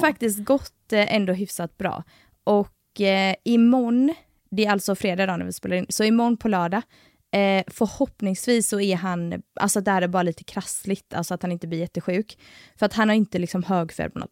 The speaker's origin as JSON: {"language": "Swedish", "town": "Gothenburg", "region": "Västra Götaland", "country": "Sweden", "accent": "Gothenburg dialect (göteborgska)", "said": "jag tar bort min göteborgska"}